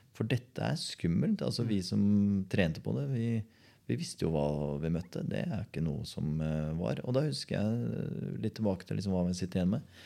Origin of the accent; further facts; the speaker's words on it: Porsgrunn, Vestfold og Telemark, Norway; Jeg kom fra Borgestad.